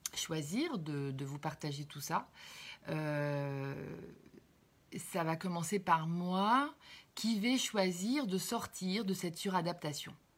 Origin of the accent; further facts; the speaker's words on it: Cherbourg, Normandy, France; je suis née à Cherbourg, à côté de Caen